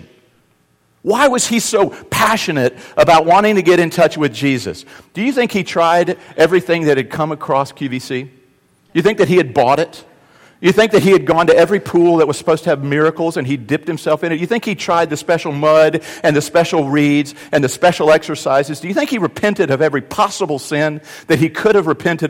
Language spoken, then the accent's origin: English; the South, United States; also born or lived in North Carolina; the South, we're good about being polite, but not being really real.